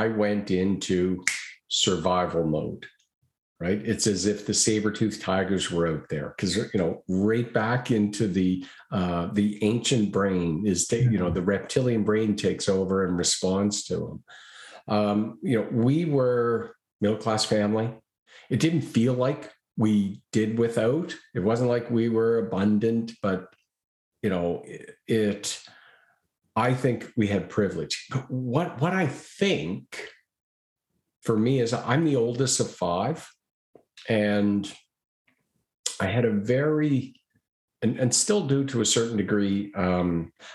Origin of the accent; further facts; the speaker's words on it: Halifax, Nova Scotia, Canada; Halifax, Nova Scotia. That's my hometown